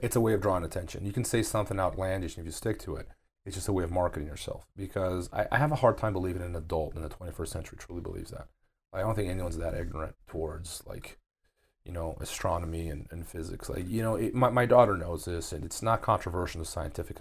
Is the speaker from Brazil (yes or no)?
yes; Brazil; moved away; my hometown in Brazil